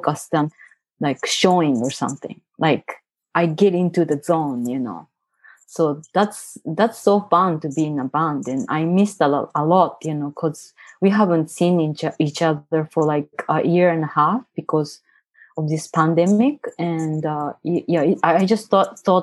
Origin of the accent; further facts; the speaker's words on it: Tokyo, Japan; English is a second language; moved away as an adult; now in San Francisco, United States; I grew up in Tokyo.